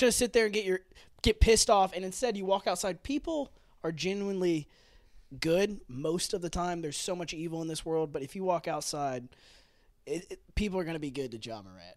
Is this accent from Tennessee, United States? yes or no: yes; Memphis, Tennessee, United States; we live in Memphis, we're from Memphis